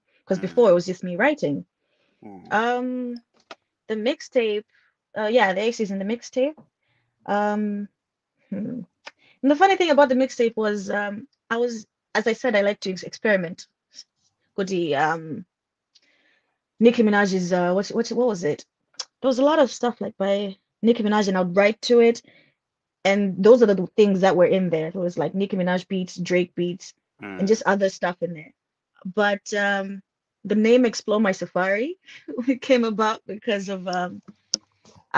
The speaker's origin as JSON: {"language": "English", "town": "Nkhotakota", "region": "Central Region", "country": "Malawi", "tie": "born or raised there", "also_born_or_lived": "Karonga / Zomba", "said": "I am from Malawi, born in Kota Kota."}